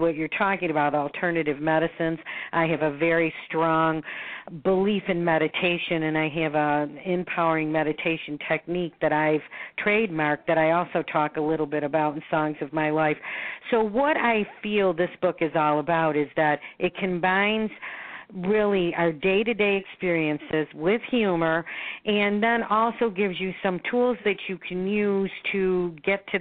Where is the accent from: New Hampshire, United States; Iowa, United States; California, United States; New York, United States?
New York, United States; Buffalo; moved away as an adult; now in Florida, United States; I was born in Buffalo, New York. I now am a resident of Florida, so I split my time between Florida and Buffalo.